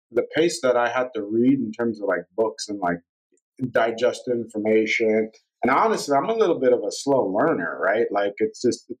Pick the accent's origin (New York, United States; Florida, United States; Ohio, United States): New York, United States; New York City; I grew up in Brooklyn